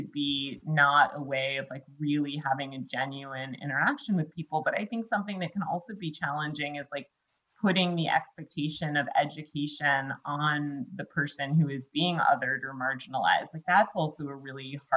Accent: Greenwich, Connecticut, United States; I grew up in Greenwich, Connecticut

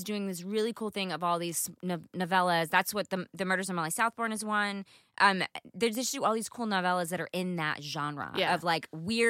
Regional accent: United States; accent: southern; That's my southern accent too.

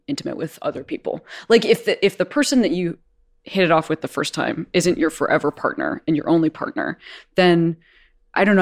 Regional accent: Chicago, Illinois, United States; I'm from Chicago, that's where I grew up.

